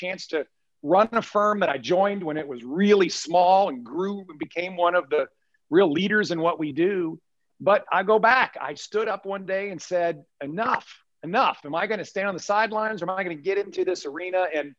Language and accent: English; Richmond, Virginia, United States; also born or lived in Midlothian, Virginia; I was born in Richmond. I was born in Bon Air, which a lot of folks might call the other side of the river.